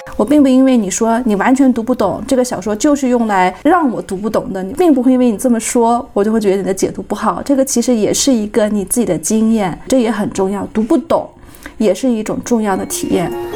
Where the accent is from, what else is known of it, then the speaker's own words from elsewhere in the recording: Kunming, Yunnan, China; moved away as an adult; 因为我们老家就是在昆明，所以我就是要回来工作